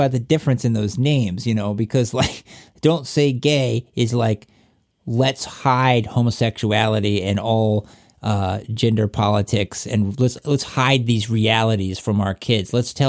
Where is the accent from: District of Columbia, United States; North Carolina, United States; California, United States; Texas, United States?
North Carolina, United States; Where are you from? Yeah, North Carolina.